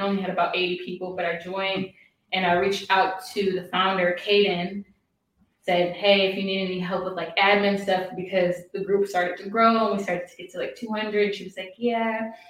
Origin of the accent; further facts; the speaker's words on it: Michigan, United States; moved away as an adult; now in Lisbon, Portugal; I'm from Michigan. I've been in Lisbon almost 10 months now.